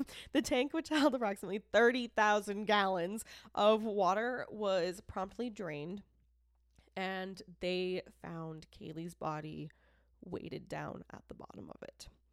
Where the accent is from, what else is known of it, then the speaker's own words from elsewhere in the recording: Boston, Massachusetts, United States; accent: Boston; also born or lived in Rochester, New York; I am a Bostonian that was born, born in New York